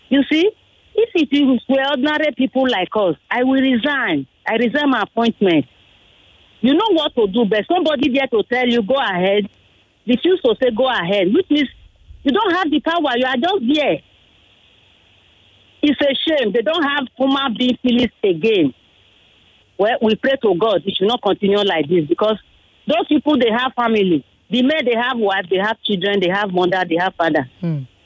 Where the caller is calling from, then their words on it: Ijesha, Lagos, Nigeria; I'm calling